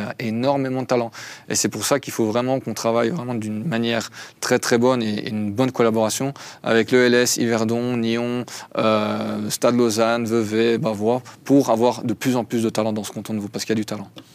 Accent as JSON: {"language": "French", "country": "Belgium", "moved": "yes", "lives_now": "Switzerland", "said": "je suis belge, à la base. Donc, belgo-arménien."}